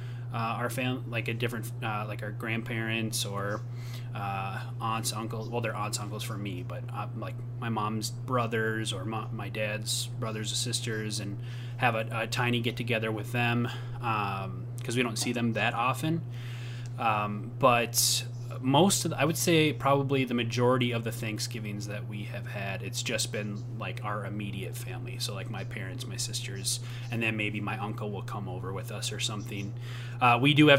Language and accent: English; Minnesota, United States; accent: Minnesotan; also born or lived in Tennessee; my Minnesotan accent